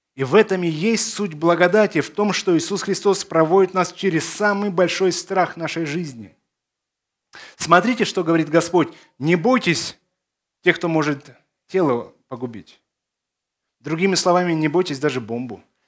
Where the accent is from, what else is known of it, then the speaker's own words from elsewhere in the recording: Odesa, Odesa Oblast, Ukraine; also born or lived in Belarus / Zakarpattia, Ukraine; Я из Одессы